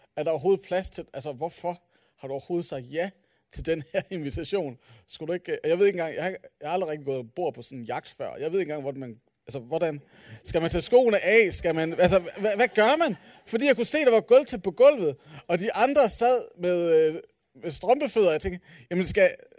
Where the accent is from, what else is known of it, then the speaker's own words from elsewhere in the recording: Aalborg, North Denmark Region, Denmark; jeg er fra Aalborg